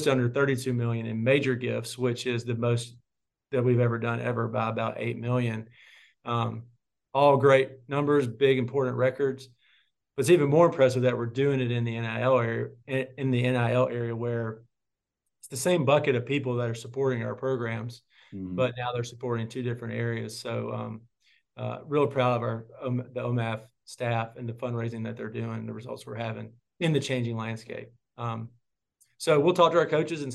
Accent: Clarksdale, Mississippi, United States; growing up in Clarksdale

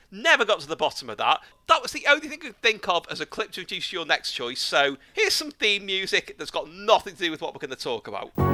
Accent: Liverpool, North West England, United Kingdom; my hometown

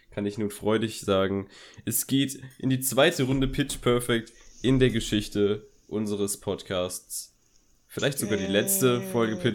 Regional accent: Berlin, Germany; wir kommen aus Berlin.

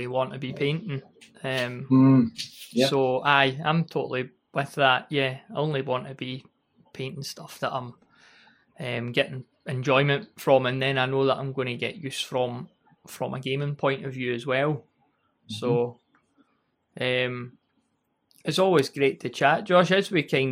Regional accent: Scotland, United Kingdom; being Scottish.

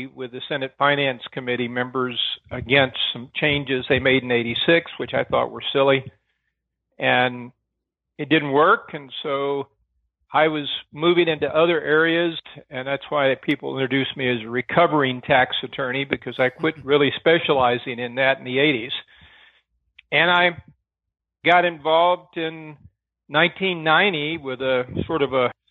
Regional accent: Arkansas, United States; In Arkansas, my dad was a county sheriff

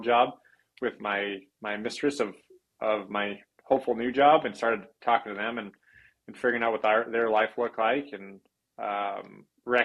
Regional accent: Huntington Beach, California, United States; moved away as an adult; also born or lived in Santa Barbara, California; now in Sandpoint, United States; I was born and raised there

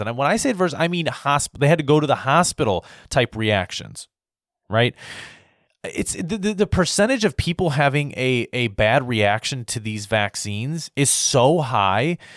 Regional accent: United States; as an American

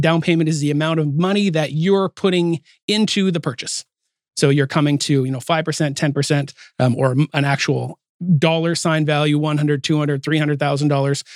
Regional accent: Calgary, Alberta, Canada; also born or lived in Salmon Arm; now in Port Coquitlam, Canada; I'm from Calgary

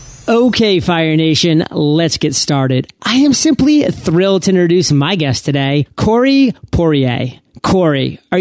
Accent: Maine, United States; how I say the word hot, because I am from Maine, so it sounds more like an H-U-T. I mean, Maine is basically part of Canada.

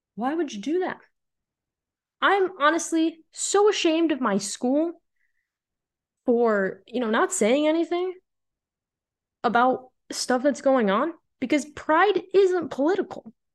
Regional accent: Illinois, United States; moved away as an adult; also born or lived in Nebraska; I've called Illinois my home for my entire life.

